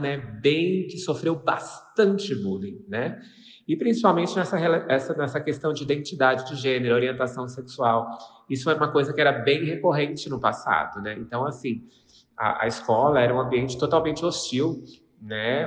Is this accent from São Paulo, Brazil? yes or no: yes; interior of São Paulo state, Brazil; Eu sou do interior do estado de São Paulo